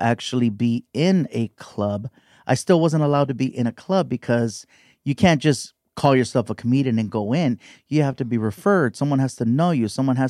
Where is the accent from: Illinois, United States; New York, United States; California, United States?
California, United States; Long Beach; Here in Long Beach.